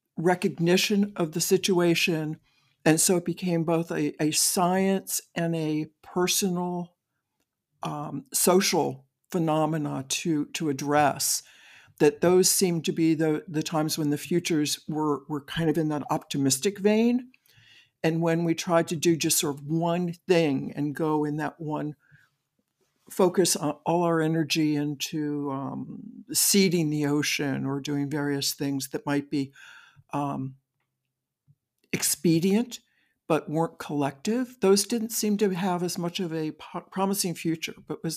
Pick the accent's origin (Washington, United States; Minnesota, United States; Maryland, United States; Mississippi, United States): Maryland, United States; I grew up on the Eastern Shore of Maryland.